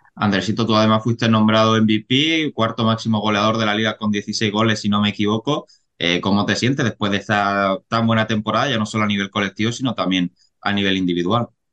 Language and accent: Spanish; Cartagena, Region of Murcia, Spain; yo que soy de Cartagena